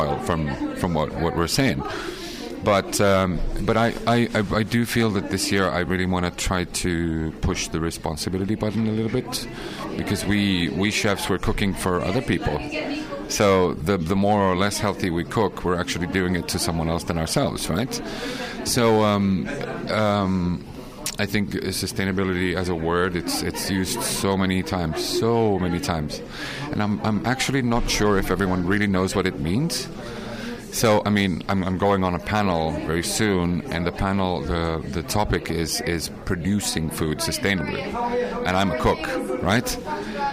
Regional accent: Helsinki, Uusimaa, Finland; I'm from Helsinki in Finland.

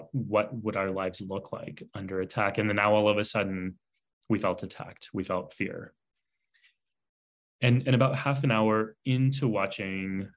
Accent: San Antonio, Texas, United States; I was born and raised in San Antonio, Texas

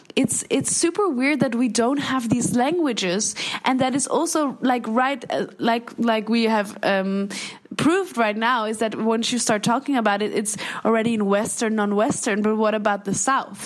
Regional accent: the East, eastern Netherlands, Netherlands; I'm from the East

